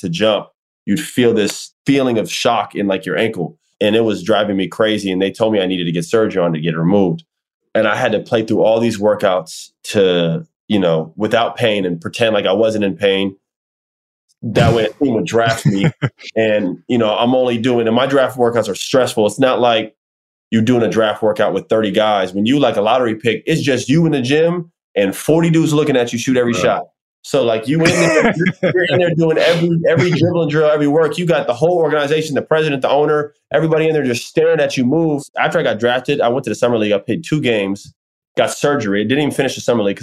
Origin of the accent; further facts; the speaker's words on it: Orlando, Florida, United States; I grew up in Orlando and I've grown up my whole life pretty much for the most part in Orlando.